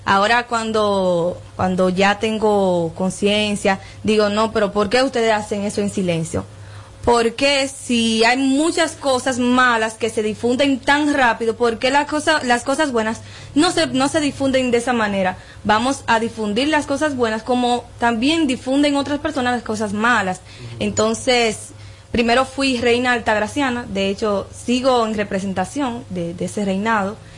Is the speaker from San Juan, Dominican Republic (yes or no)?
no; Nagua, María Trinidad Sánchez, Dominican Republic; Sí, vengo de Nagua